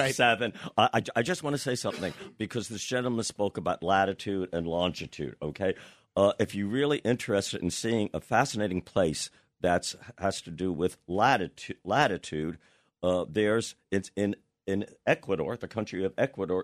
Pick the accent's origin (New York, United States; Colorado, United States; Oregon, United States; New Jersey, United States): New Jersey, United States; Perth Amboy; I'm from Perth Amboy, New Jersey